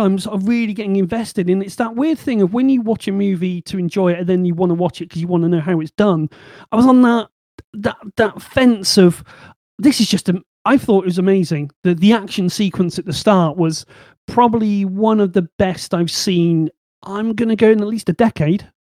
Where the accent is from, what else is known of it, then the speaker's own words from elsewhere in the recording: Bristol, South West England, United Kingdom; accent: Bristol; my Bristol accent